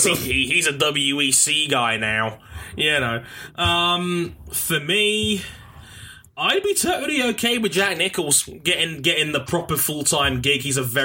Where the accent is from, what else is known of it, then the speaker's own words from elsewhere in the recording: Australia; Also, like Shadow Force said, I'd pick Neil Crompton and Alan Jones because I'm Australian.